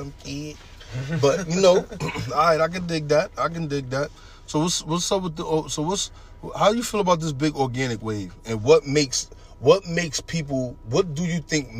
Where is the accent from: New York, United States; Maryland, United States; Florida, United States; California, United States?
New York, United States; moved away; I'm coming from New York